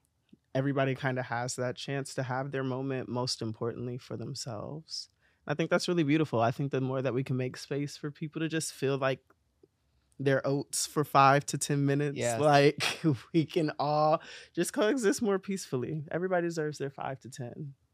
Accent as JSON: {"language": "English", "town": "Columbus", "region": "Ohio", "country": "United States", "said": "Yeah, I'm from Ohio. There are no secrets about it. I'm from Columbus. I'm a Columbus, Ohio girl."}